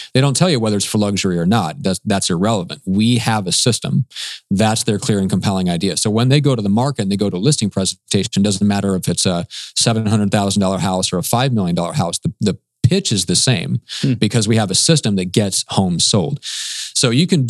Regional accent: Omaha, Nebraska, United States; moved away; my hometown back in Omaha, Nebraska

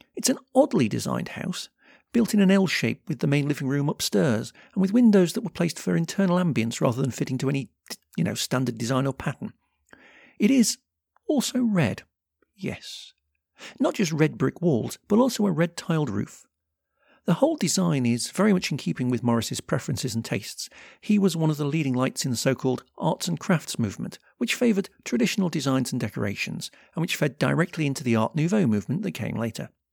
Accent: United Kingdom; as a Brit

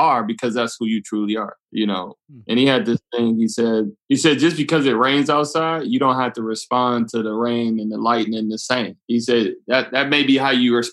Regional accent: Detroit, Michigan, United States; growing up in Detroit

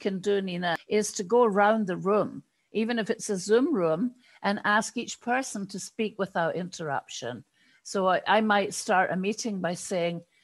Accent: United Kingdom; now in United States; I am British, even although I live in the States.

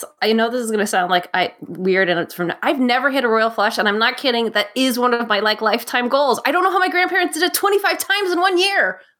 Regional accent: Nevada, United States; moved away; also born or lived in Reno, Nevada / Las Vegas, Nevada / Los Angeles, California; I went down here, looped down here to go to USC. But I grew up in Nevada mostly, in Reno and Las Vegas

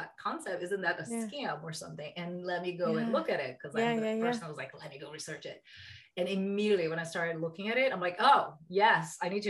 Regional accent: Brazil; moved away as an adult; now in United States; I'm from Brazil. I met my husband here in the US

